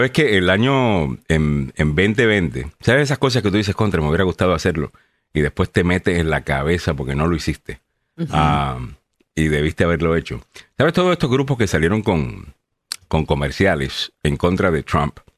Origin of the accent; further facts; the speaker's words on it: Panama; moved away; also born or lived in El Salvador; Nací en El Salvador, me fui a Panamá desde dos años y me crecí o me crié en Panamá por 16 años. Eh, o sea que estuve ahí hasta los 18 años.